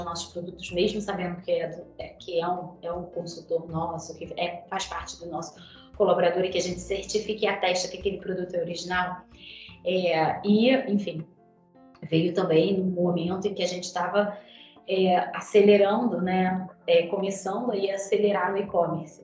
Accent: Petrópolis, Rio de Janeiro, Brazil; eu sou de Petrópolis, que é a serra, né, fluminense. É, minha família é de lá, fui nascida e criada

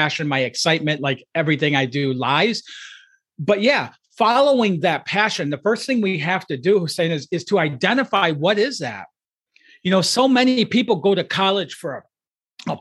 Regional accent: outside of Detroit, Michigan, United States; I grew up outside of Detroit, Michigan, in a low-income, blue-collar family

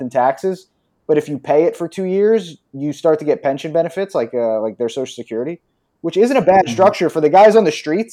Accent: outside Philadelphia, Pennsylvania, United States; moved away as an adult; now in Brazil; I grew up outside of Philadelphia

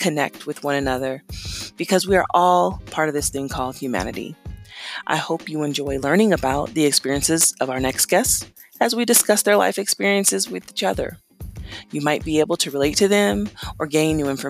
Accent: Las Vegas, Nevada, United States; I'm from Las Vegas.

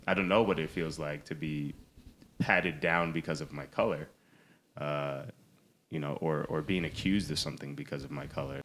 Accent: Palisades Park, New Jersey, United States; I grew up in Palisades Park

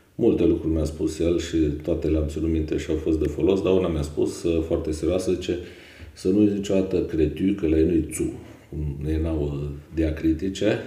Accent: Ineu, Arad County, Romania; m-am născut uh, în Ineu, județul Arad, unde am și absolvit uh, liceul Mihai Viteazu

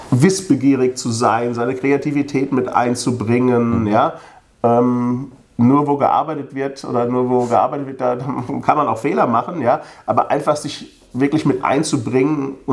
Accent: Königstein, Hesse, Germany; born there; Ich bin ja hier in Königstein geboren

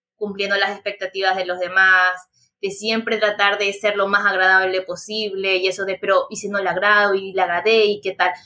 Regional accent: Chone, Manabí, Ecuador; Yo soy de Chone, Manabí, Ecuador

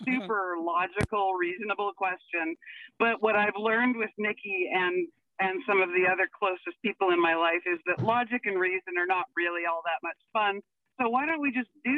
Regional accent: Vancouver, British Columbia, Canada; moved away as an adult; now in Alberta, Canada; I was born and raised in Vancouver, so I am not I am not a true Albertan

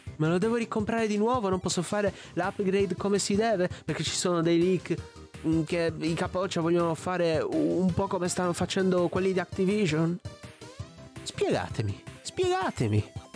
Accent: Olbia, Sardinia, Italy; io sono di Olbia, Sardegna

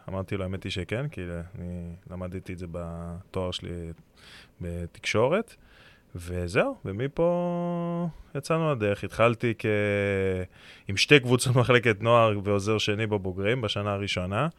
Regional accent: Herzliya, Tel Aviv District, Israel; אני גדלתי בהרצליה

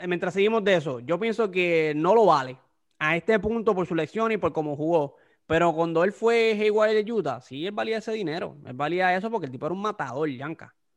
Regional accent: Puerto Rico; somos boricuas

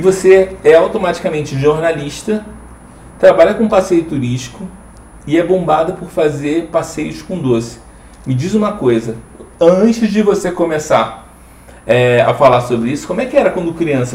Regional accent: Rio de Janeiro, Brazil; now in Curitiba, Brazil; eu, eu sou carioca

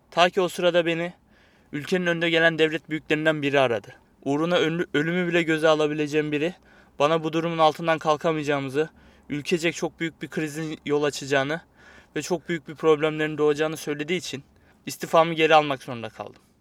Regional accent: Turkey; Ama bu podcast'i Türkler yapıyor. Ama sen bunu dinlemeyeceksin çünkü biz Türküz.

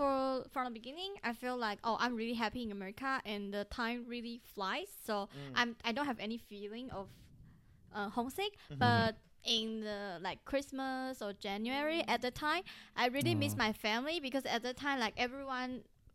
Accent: Taipei, Taiwan; English is a second language; moved away as an adult; now in Turlock, United States; I live in Tarlac because it's totally different from my hometown Taipei

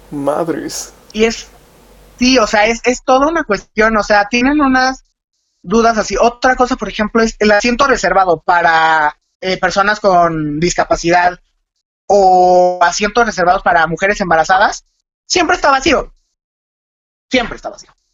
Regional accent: Mexico; porque en México comemos muchísimo picante

